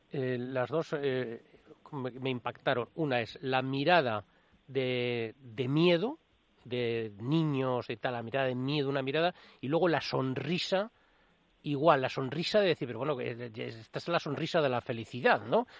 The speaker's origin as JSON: {"language": "Spanish", "region": "Navarre", "country": "Spain", "said": "yo soy de aquí mismo de Navarra"}